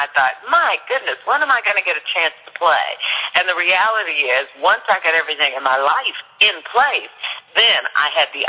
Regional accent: Louisville, Kentucky, United States; I grew up in Smoketown in Louisville, Kentucky.

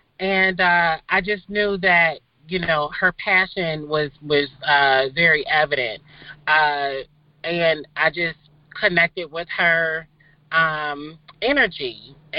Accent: Midwest, United States; we're from the Midwest. And as you know, there's just a certain type of connection for folks that are from the Midwest. We just have a down-home type of personality

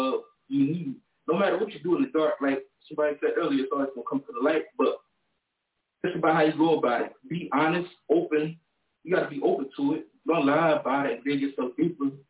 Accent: Trenton, New Jersey, United States; moved away as an adult; now in North Carolina, United States; I'm from Trenton, New Jersey. Just recently relocated

